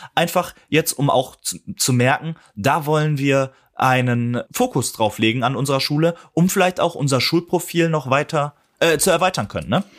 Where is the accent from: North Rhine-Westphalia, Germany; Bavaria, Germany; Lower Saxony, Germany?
North Rhine-Westphalia, Germany; Ruhr area; als Ruhrpottler